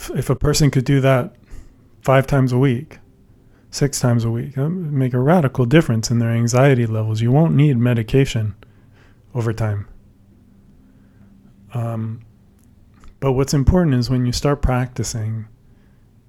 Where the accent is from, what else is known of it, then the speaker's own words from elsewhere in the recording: San Francisco Bay Area, California, United States; I grew up in the San Francisco Bay Area